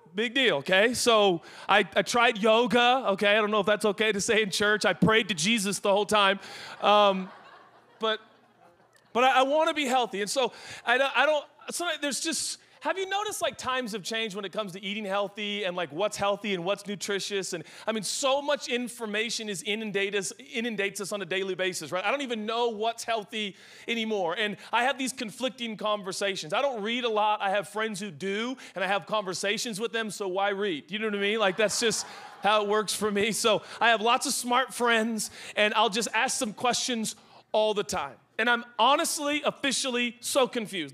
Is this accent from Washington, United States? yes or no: yes; Seattle, Washington, United States; I'm from Seattle